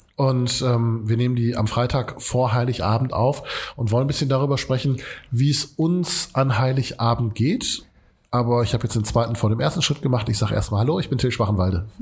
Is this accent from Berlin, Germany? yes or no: no; Essen, North Rhine-Westphalia, Germany; Wir kommen aus Katernberg